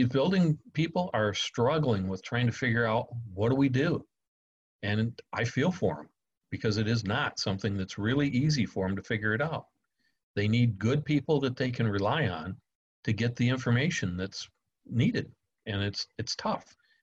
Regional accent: Michigan, United States; now in Florida, United States; I'm from Michigan, and I'm accustomed to basically stick and lumber buildings

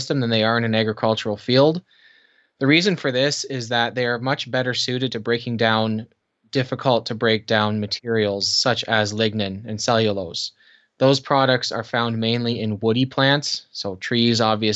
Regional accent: Canada; also born or lived in Kitchener, Ontario; I am Canadian, live in Kitchener, Ontario.

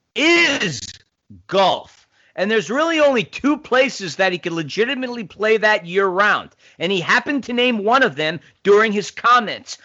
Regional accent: New York City, New York, United States; I grew up in New York City

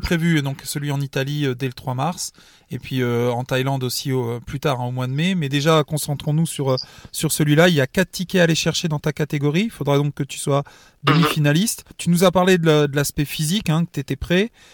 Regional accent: France; chez nous en France

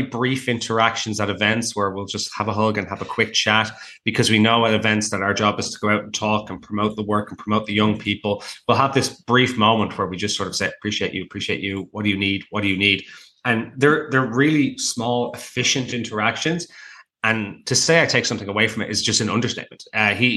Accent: Ireland; now in Toronto, Canada; I'm Irish

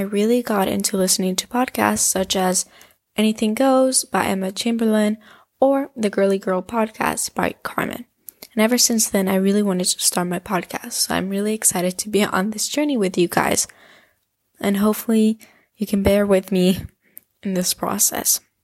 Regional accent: Spain; I come from Spain

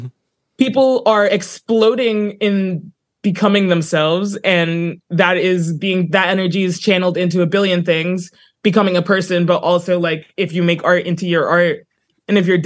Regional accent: Johannesburg, Gauteng, South Africa; also born or lived in New Brunswick, New Jersey / Brooklyn; now in Queens, United States; growing up in Johannesburg as it was when I moved to New Jersey

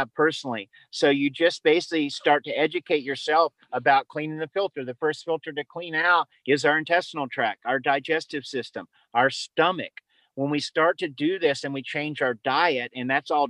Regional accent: the South, United States; I was raised in the South

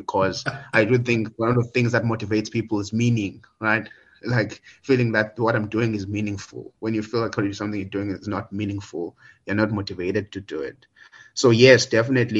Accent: Willowvale, Eastern Cape, South Africa; also born or lived in Idutywa; I'm from the Willowvale, Gatyan, but there's a town maybe just about an hour away from that. So that's where I spent most of my, that's where I grew up basically, from grade 3 to grade 9.

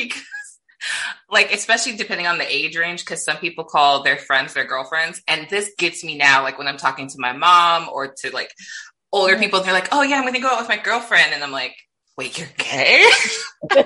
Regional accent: Midwest, United States; I grew up in the Midwest

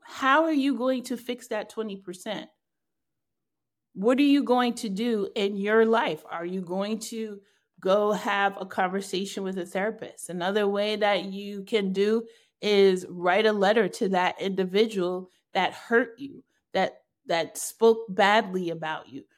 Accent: New York, United States; I'm clearly a New Yorker

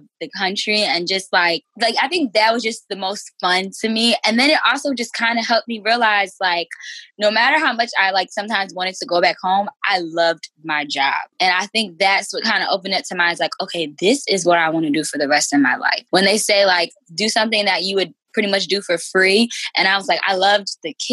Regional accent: New Jersey, United States; also born or lived in Washington / Massachusetts / Maryland; I'm from Jersey, grew up, born and raised here.

